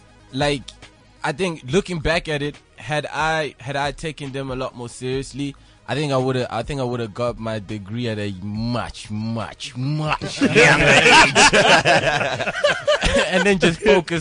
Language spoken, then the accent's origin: English; Yeovil, South West England, United Kingdom; growing up, we grew up in Yeovil, by the way.